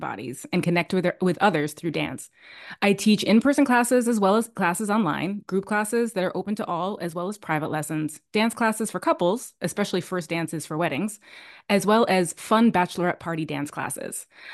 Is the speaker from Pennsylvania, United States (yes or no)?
no; New York, United States; moved away as an adult; now in Madrid, Spain; I'm originally from New York, raised and educated, but I'm currently based in Madrid, Spain